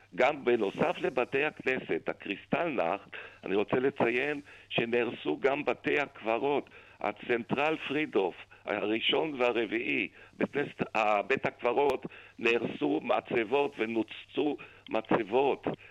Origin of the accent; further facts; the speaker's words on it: Vienna, Austria; now in Israel; אני נולדתי בווינה